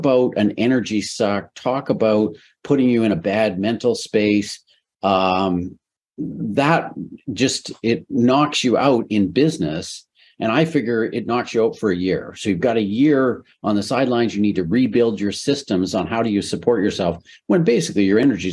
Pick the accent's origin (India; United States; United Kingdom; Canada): Canada; So I'm Canadian.